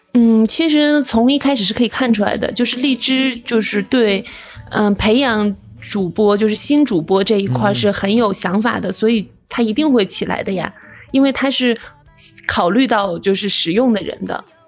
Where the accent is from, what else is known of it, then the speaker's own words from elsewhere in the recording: Inner Mongolia, China; 我是内蒙古的